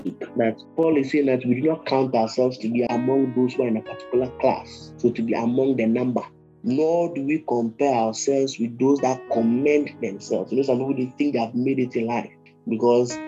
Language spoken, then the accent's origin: English; Ghana; I'm a Ghanaian